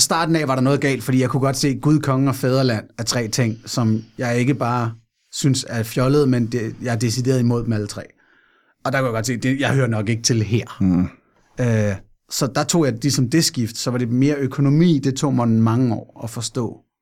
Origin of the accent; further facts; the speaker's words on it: Fredensborg, Capital Region of Denmark, Denmark; jeg er født og opvokset i Fredensborg, Nordsjælland